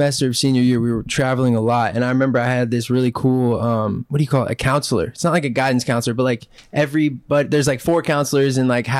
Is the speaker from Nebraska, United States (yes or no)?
yes; Omaha, Nebraska, United States; now in Los Angeles, United States; we're from, I mean, I know you're from Huntington, right? Yeah. But like Omaha, Nebraska